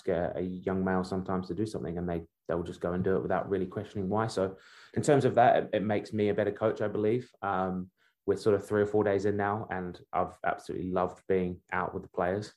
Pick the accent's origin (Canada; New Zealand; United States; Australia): New Zealand; Wellington; also born or lived in Birmingham, England / Sunderland, England; Although I was born in England, I grew up in Wellington